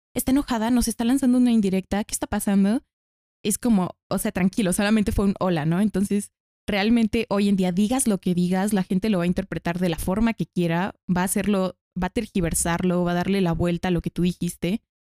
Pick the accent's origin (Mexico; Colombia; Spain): Mexico; aquí en México